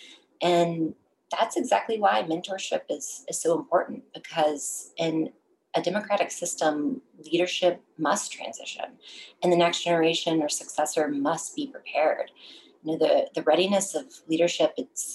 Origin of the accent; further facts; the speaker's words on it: Texas, United States; moved away as an adult; now in Washington, DC, United States; I'm forever a Texan